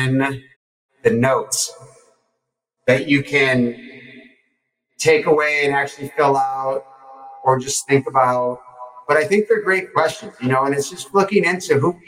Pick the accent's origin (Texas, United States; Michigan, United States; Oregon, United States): Michigan, United States; Detroit; And I'm from Detroit.